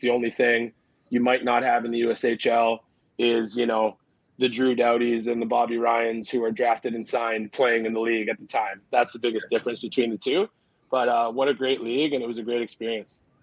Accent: Richmond Hill, Ontario, Canada; also born or lived in Toronto; started playing house league in Richmond Hill

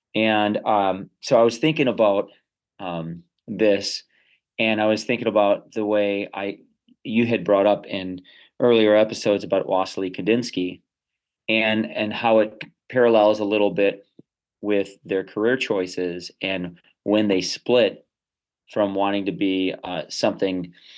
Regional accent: Chicago, Illinois, United States; I grew up on the South Side of Chicago for the first 14 years.

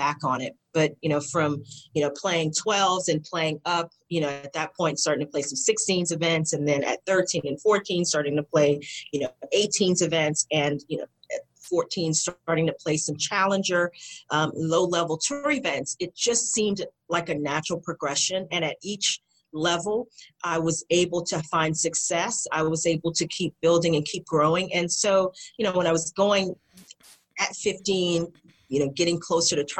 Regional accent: United States; as an American

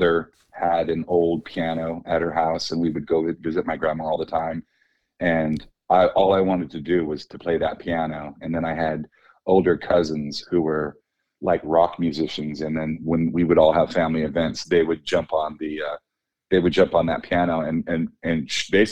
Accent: Oxnard, California, United States; I'm from Oxnard, California, which is like between Malibu and Santa Barbara

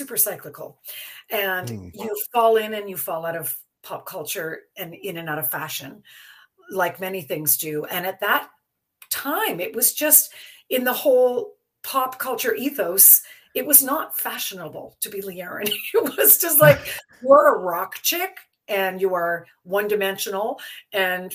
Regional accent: Belleville, Ontario, Canada; moved away; I was born in Belleville

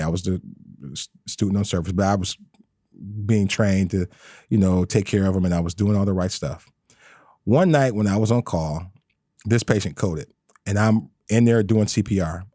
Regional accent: Detroit, Michigan, United States; I'm born and raised in Detroit

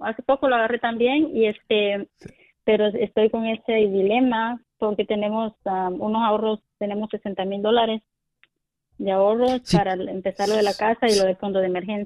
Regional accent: El Salvador; now in California, United States; Yo soy del, del de Salvador

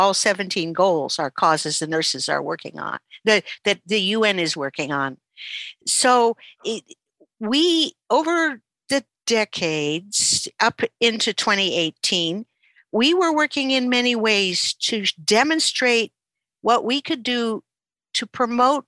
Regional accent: Canada; I'm a Canadian.

